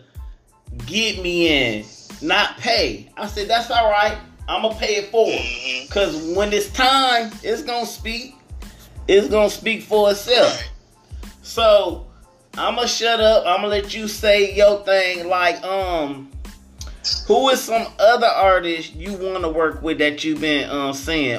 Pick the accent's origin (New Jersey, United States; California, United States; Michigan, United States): Michigan, United States; Flint; also born or lived in Detroit / Las Vegas; now in New York City, United States; I'm from Flint.